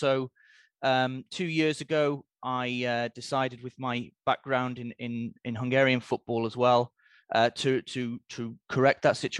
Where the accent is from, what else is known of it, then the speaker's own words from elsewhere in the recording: Newcastle upon Tyne, North East England, United Kingdom; This game is I think it's not unrealistic to call it a seminal moment in Newcastle United's history, my hometown club, obviously.